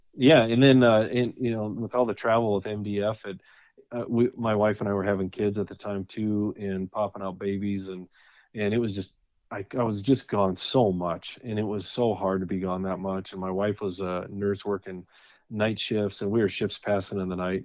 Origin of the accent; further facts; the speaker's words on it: North Dakota, United States; moved away as an adult; now in Wyoming, United States; I was born and raised in North Dakota and, uh, lived there until I was thirty-three, until I, until we moved here to, uh, to Wyoming.